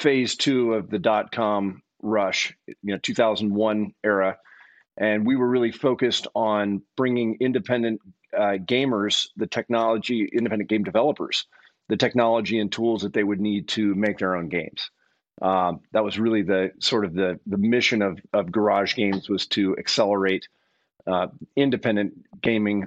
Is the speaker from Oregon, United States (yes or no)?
yes; Eugene, Oregon, United States; also born or lived in Berkeley, California; I actually grew up here in Eugene, Oregon